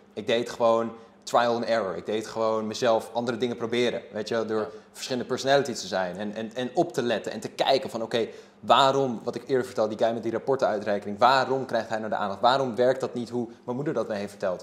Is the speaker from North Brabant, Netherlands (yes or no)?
no; Haarlem, North Holland, Netherlands; ik ben gewoon opgegroeid in Sampert Zuid